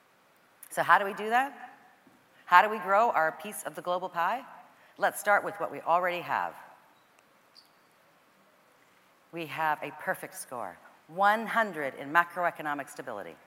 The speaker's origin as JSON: {"language": "English", "country": "Canada", "said": "as a Canadian girl"}